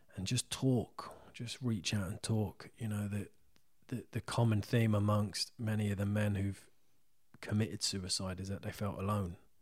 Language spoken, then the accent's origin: English; Isleworth, London, United Kingdom; I'm from Isleworth